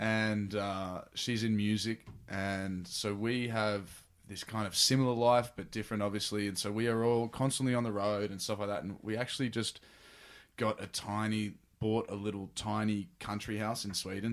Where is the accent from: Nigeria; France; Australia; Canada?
Australia; Sydney, New South Wales; moved away as an adult; now in Los Angeles, United States; I was born in Freshwater, in Manly Hospital, and grew up in Freshwater